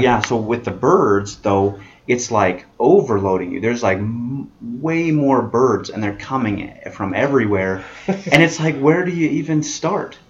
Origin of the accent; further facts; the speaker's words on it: Las Vegas, Nevada, United States; I'm from Vegas